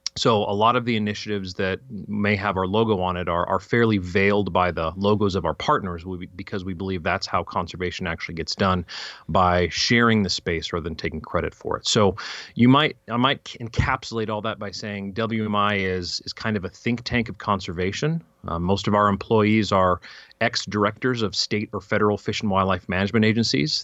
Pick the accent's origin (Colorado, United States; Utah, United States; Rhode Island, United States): Colorado, United States; Fairplay; also born or lived in California; we moved from California when I was three, apparently, right to Fairplay, Colorado.